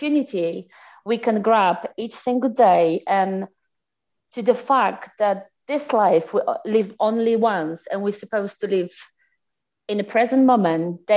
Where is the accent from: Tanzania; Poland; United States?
Poland; English is a second language; moved away as an adult; also born or lived in Nancy, France; now in London, United Kingdom; I'm from Poland. Living currently for the past, oh my gosh, over 8 years in UK, in London